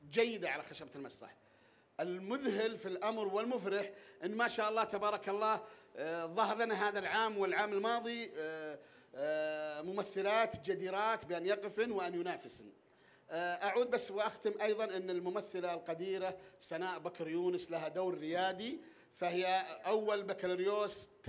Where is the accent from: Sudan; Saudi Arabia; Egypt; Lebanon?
Saudi Arabia; عبد العزيز النمش يظهر على الشاشه بدور مرأة في وهو كويتي وأنا سعودي وأمنع